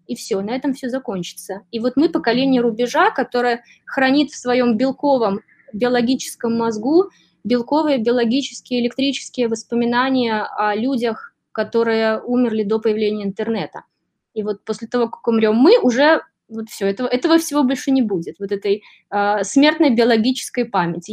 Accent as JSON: {"language": "Russian", "country": "Belarus", "moved": "yes", "lives_now": "New York, United States", "said": "я из Беларуси"}